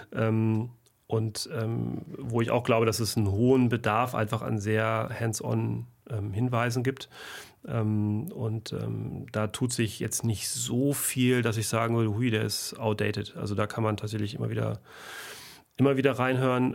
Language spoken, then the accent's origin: German; Germany; bei uns in Deutschland